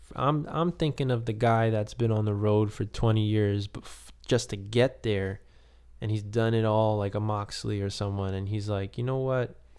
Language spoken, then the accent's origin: English; New York City, New York, United States; I'm from Queens.